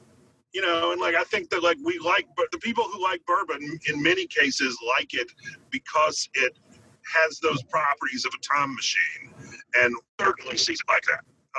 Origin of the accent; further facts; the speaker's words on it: Clarksdale, Mississippi, United States; moved away as an adult; also born or lived in New Orleans / Kansas City; I'm originally from Clarksdale, Mississippi.